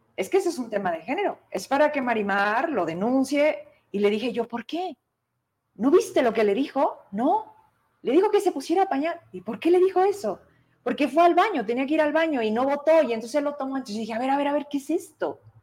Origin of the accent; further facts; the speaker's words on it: Fresnillo, Zacatecas, Mexico; somos de Fresnillo